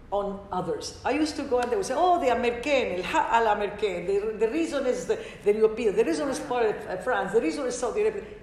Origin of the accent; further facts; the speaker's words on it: Ecuador; English is a second language; also born or lived in Lebanon; but I'm also from Ecuador, and when I see the difference of how much we have advanced in the woman issues in Ecuador, and I don't see it in Lebanon.